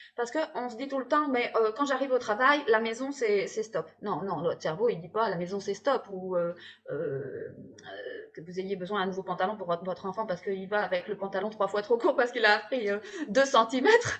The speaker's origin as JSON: {"language": "French", "region": "Hauts-de-France", "country": "France", "accent": "ch'ti", "said": "il y a la bière aussi dans les Hauts-de-France, hein, les ch'tis. Il y a aussi notre accent."}